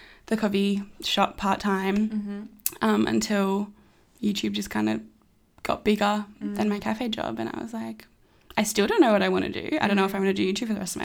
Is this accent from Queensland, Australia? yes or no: yes; Brisbane, Queensland, Australia; I was born in Brisbane, two parents, two brothers, one older, one younger